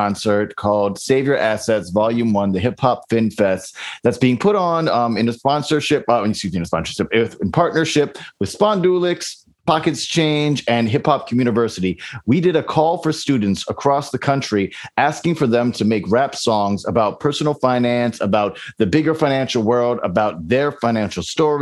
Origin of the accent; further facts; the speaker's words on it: U.S. Virgin Islands; I grew up in St. Croix in the Virgin Islands